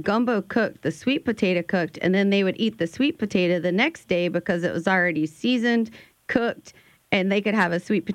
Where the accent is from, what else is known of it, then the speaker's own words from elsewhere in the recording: Gonzales, Louisiana, United States; also born or lived in Prairieville, Louisiana; I grew up in Gonzales, Louisiana, and on a farm in Prairieville